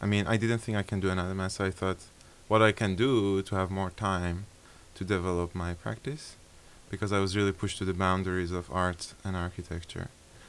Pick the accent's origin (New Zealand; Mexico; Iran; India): Iran; Tehran, Tehran Province; moved away as an adult; now in Rotterdam, Netherlands; I was born in Iran, in Tehran. My story is a bit different because I lived in the Netherlands before.